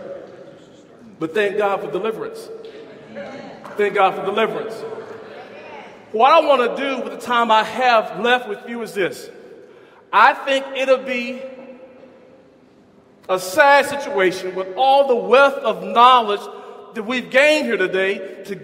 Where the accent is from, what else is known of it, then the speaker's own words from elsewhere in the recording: Huntsville, Alabama, United States; also born or lived in Arkansas; as a young boy growing up in Huntsville